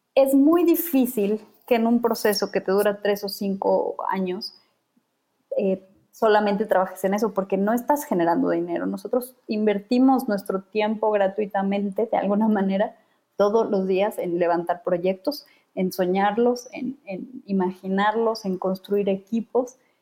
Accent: Bolivia; now in Mexico; Yo vengo de Bolivia

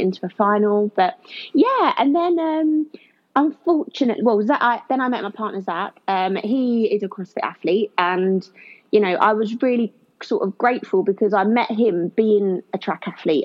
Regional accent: Kent, South East England, United Kingdom; now in Leicester, United Kingdom; I'm originally from Kent, even though I live in Leicester now

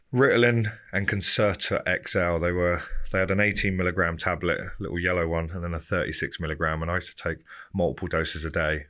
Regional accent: Romsey, South East England, United Kingdom; I grew up in Southampton, a little place called Romsey

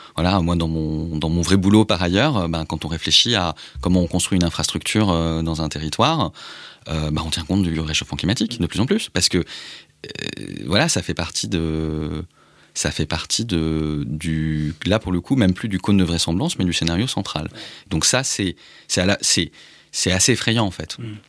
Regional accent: France; je suis français

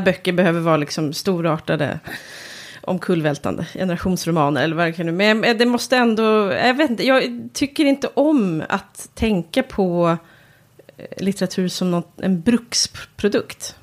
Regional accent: Järna, Stockholm County, Sweden; i Höle som ligger nära Järna där jag kommer ifrån

